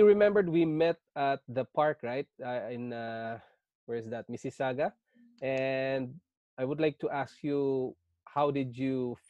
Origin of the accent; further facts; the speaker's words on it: Philippines; moved away as an adult; also born or lived in Singapore; now in Canada; I was born in Philippines. I'm a Filipino and I worked in Singapore for 5 years, leaving my family behind in Philippines. And then we decided to immigrate to Canada and became a Canadian citizen.